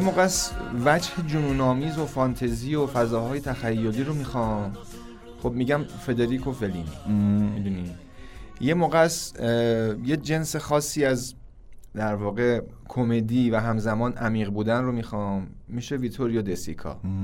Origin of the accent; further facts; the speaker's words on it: Iran; ما ایرانی هستیم